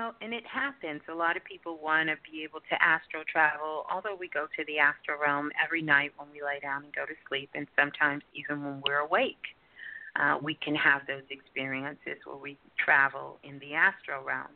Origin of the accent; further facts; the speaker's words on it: New York City, New York, United States; I'm from Brooklyn. Brooklyn girl